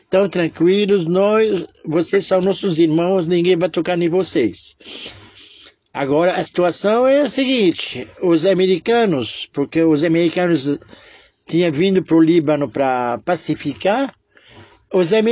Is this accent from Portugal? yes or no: no; Israel; Sou de Israel que não podia falar alto, tudo cochichado